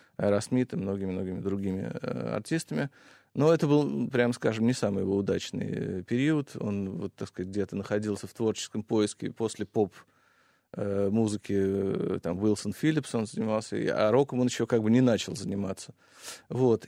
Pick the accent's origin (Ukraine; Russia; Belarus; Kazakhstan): Russia; moved away as an adult; also born or lived in Los Angeles; я был из России